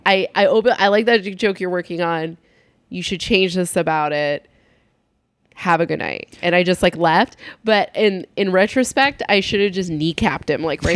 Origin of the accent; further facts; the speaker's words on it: San Luis Obispo County, California, United States; I'm from San Luis Obispo County